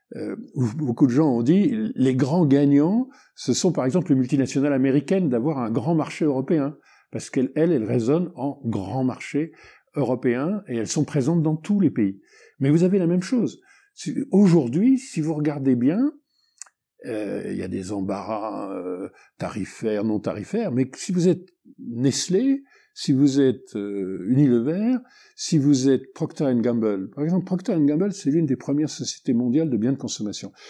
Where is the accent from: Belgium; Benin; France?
Benin; chez, chez nous, au Bénin